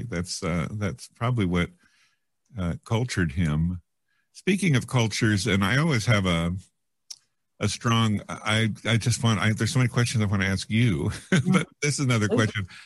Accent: Yreka, California, United States; Yreka, California, almost in oh, Oregon.

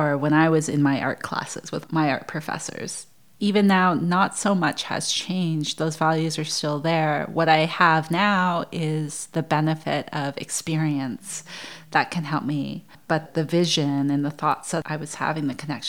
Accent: Canada; moved away as an adult; also born or lived in Brooklyn, United States; growing up in Canada

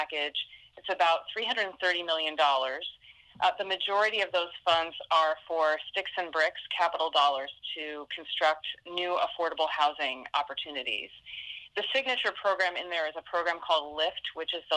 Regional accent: Oregon, United States; here in my home state

